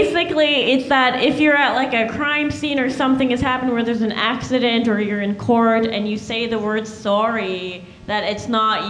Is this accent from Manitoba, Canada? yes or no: yes; Manitoba, Canada; now in United States; The license plate I grew up with, I'm from Manitoba, the license plate literally from where I'm from say, friendly Manitoba.